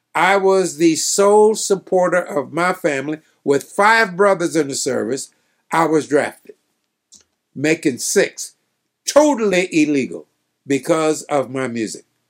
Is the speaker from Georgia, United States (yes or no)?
no; Kenner, Louisiana, United States; moved away; Kendall, Louisiana, where I'm from